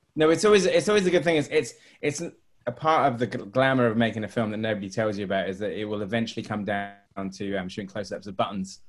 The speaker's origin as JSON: {"language": "English", "town": "Swanage", "region": "South West England", "country": "United Kingdom", "tie": "born or raised there", "said": "I am actually from the coast myself. I, bought, I was, grew up in Swanage"}